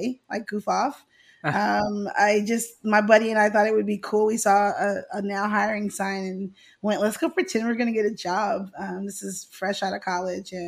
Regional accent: Houston, Texas, United States; moved away as an adult; also born or lived in Louisiana; now in Atlanta, United States; my school was in Houston because education's way different in Houston than it is over in Louisiana. And every day on the last day of school, my mom and dad would drive me to Louisiana and I'd spend my summers in the country.

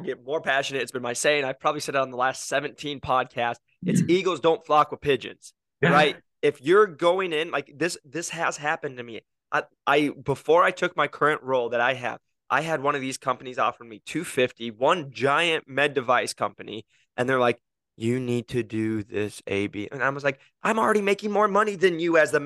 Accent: Iowa, United States; moved away; also born or lived in Arizona; I'm from Iowa

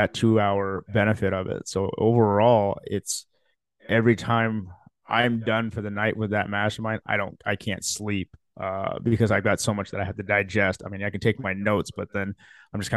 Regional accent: Lincoln, Nebraska, United States; also born or lived in Philippines / Fremont, Nebraska; we moved here to the United States when I was 2 years old, to Fremont, Nebraska. And then my dad's jobs changed, and then we moved here to Lincoln and been here ever since

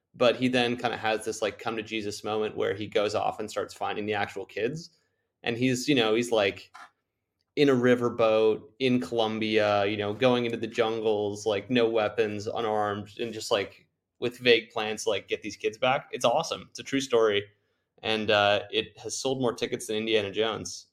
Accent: Canada; I'm from Canada

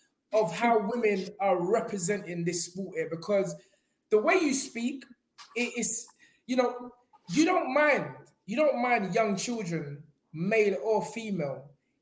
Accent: London, United Kingdom; I'm from Peckham.

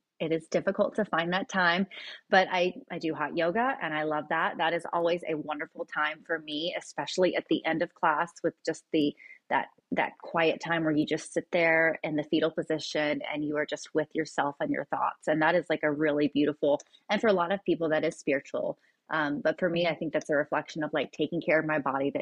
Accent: Kingsport, Tennessee, United States; now in Nashville, United States; a place that I grew up in a small town in East Tennessee

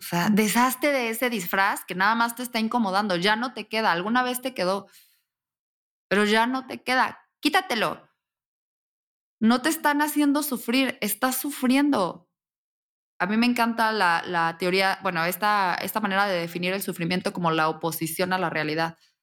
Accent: Querétaro, Mexico; yo soy mexicana, soy de Querétaro, nací

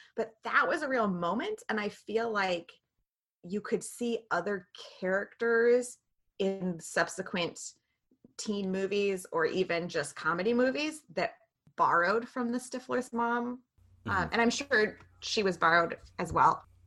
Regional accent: Western Montana, United States; We're from Western Montana

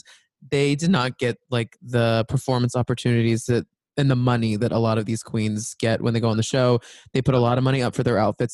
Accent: Dallas, Texas, United States; we're from Dallas

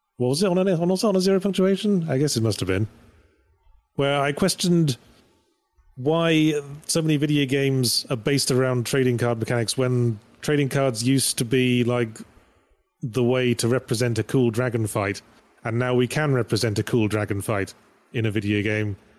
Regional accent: United Kingdom; I'm British, so, and we pronounce Graham with two syllables

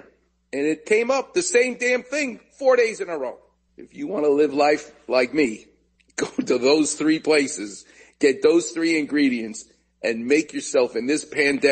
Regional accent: New York City, New York, United States; moved away; since I was a kid growing up in New York. Because I actually used to go from Queens, Far Rockaway

